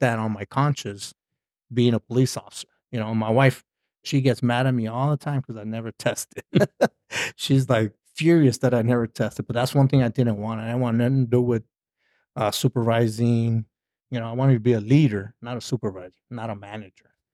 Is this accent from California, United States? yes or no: yes; Inglewood, California, United States; moved away as an adult; also born or lived in Fort Drum, New York; now in Nevada, United States; I'm from Southern California. Uh, was born in, uh, Inglewood. Uh, stayed there for high school